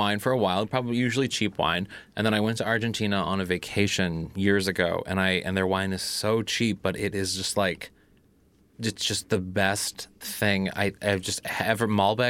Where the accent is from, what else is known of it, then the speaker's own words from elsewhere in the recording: Midwest, United States; me being the Midwesterner